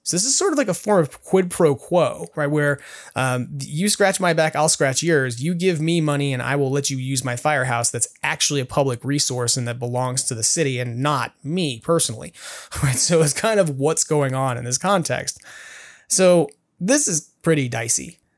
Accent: New York, United States; now in California, United States; I grew up in New York

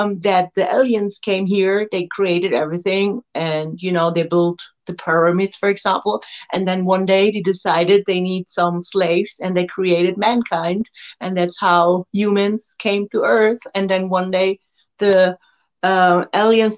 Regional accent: Germany; only 1 hour from my hometown

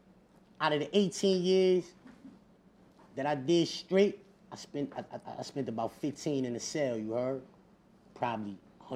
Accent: New York City, New York, United States; I'm from Corona

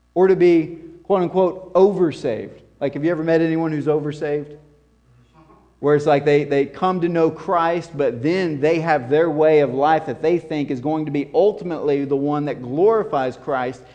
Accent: the South, United States; coming from this southern context and culture

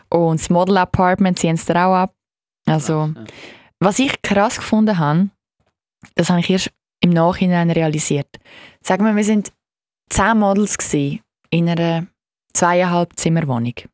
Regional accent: Switzerland; als Schweizer äh, Elite-Monolog-Gewinnerin

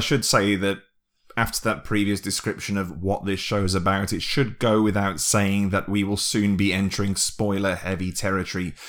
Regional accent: United Kingdom; being British

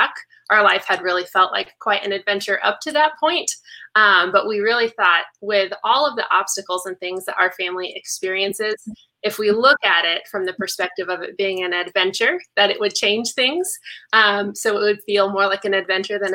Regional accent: Las Vegas, Nevada, United States; I was born in Las Vegas, and John and I are both really fortunate that we have both of our extended families here

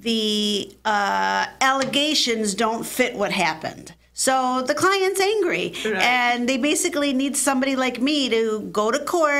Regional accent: Michigan, United States; also born or lived in Atlanta / Philadelphia; I grew up here in Michigan

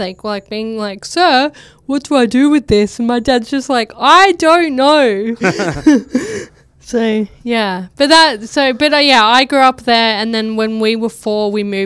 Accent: Temora, New South Wales, Australia; moved away; also born or lived in Urana, New South Wales; I am from a town called Urena, which is down near the Victorian border. But then we moved to the biggest smoke of Tamora, New South Wales

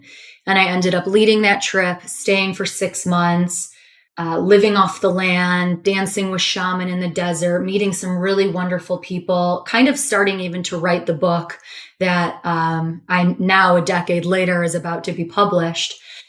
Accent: Chicago, Illinois, United States; I grew up in Chicago, studied business marketing in undergrad.

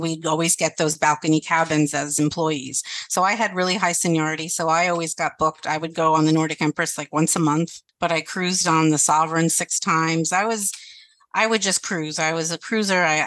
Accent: Miami, Florida, United States; I grew up in Miami

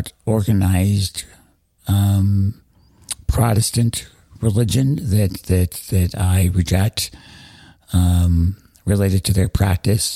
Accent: Denver, Colorado, United States; I am a native of Denver, Colorado

